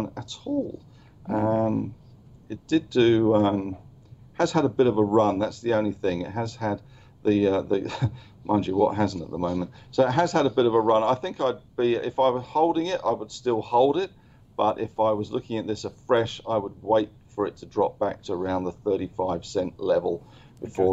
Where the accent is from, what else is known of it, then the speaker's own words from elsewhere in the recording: London, United Kingdom; now in New South Wales, Australia; I'm a POM. I'm a Londoner.